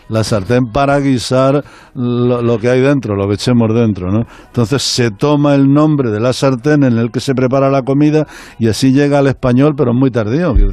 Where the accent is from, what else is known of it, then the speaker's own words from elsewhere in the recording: Castilla-La Mancha, Spain; nosotros somos manchegos